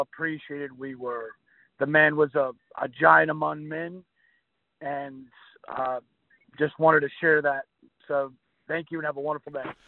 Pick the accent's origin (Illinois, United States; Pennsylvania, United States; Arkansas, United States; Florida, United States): Arkansas, United States; Perryville; I'm from Perryville, Arkansas